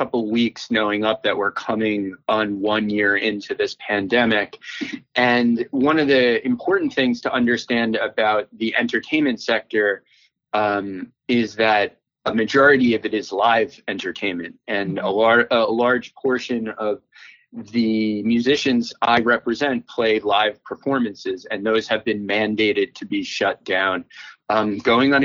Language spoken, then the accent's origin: English; New York City, New York, United States; I grew up in New York